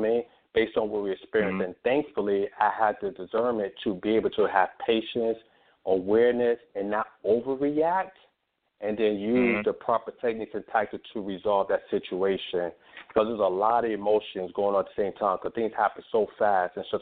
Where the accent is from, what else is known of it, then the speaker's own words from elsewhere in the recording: New York City, New York, United States; moved away as an adult; growing up in New York City, and then on top of that, after growing up and leaving New York City, I joined the military